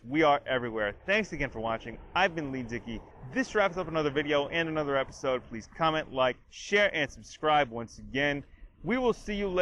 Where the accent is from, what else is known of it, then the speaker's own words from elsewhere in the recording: Canada; I'm Canadian.